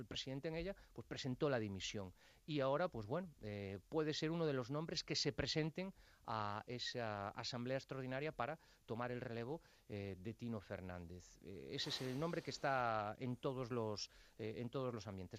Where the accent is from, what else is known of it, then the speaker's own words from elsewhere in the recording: Santa Dorotea de Folgoso, Galicia, Spain; Santa Dorotea de Folgoso, que es mi pueblo